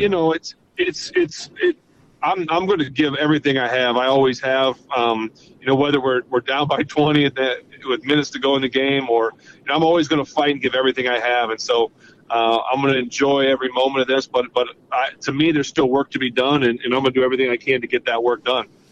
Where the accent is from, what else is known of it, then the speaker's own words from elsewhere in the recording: Ohio, United States; I'm from Ohio, a couple hours like literally away. I went to school in Ohio